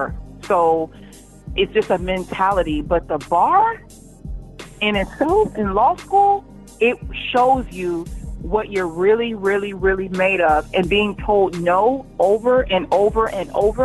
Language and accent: English; Phoenix, Arizona, United States; moved away as an adult; also born or lived in East Lansing, Michigan; now in Atlanta, United States; I'm from Phoenix, Arizona. Went to raised South Mountain, South Phoenix area